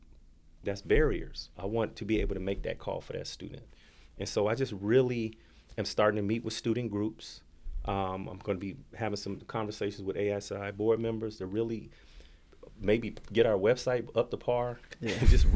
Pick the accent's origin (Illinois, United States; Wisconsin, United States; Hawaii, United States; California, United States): Hawaii, United States; Honolulu; born there; You know, I was born in Honolulu on the Air Force Base.